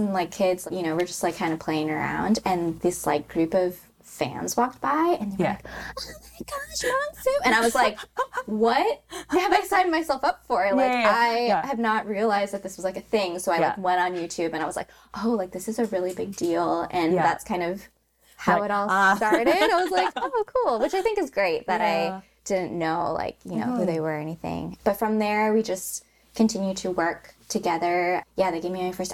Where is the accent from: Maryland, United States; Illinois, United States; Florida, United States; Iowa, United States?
Illinois, United States; moved away as an adult; now in Los Angeles, United States; I grew up in Illinois in like a very non-Asian area.